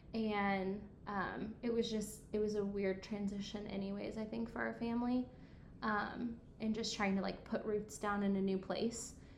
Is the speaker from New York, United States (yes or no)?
no; Coatesville, Indiana, United States; moved away as an adult; also born or lived in Evansville, Indiana; I'm from Indy. Uh, Coatesville, Indiana